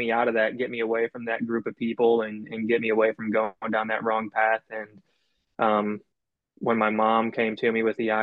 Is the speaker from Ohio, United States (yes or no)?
yes; Cleveland, Ohio, United States; also born or lived in Southern Kentucky; now in Kentucky, United States; I'm originally from Cleveland, Ohio, and I moved to Kentucky around 2008 during the recession